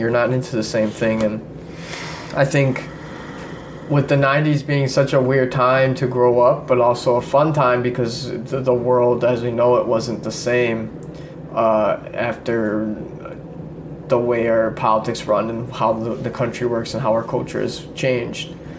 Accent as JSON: {"language": "English", "town": "Chicago", "region": "Illinois", "country": "United States", "tie": "born or raised there", "said": "we grew up in Chicago"}